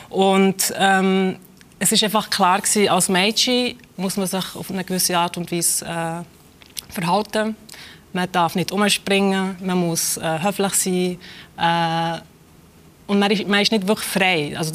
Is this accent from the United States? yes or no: no; Adelboden, Bern, Switzerland; also born or lived in Kosovo; Eltern haben mich in die Schweiz geholt. Sie sind vorher schon in die Schweiz gegangen. Ähm, und ähm, ich bin in der Schweiz aufgewachsen